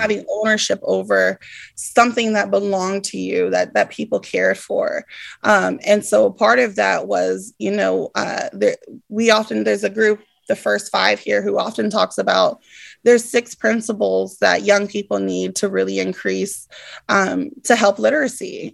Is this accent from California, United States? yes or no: yes; Stockton, California, United States; also born or lived in Bay Area; as a young person growing up in Stockton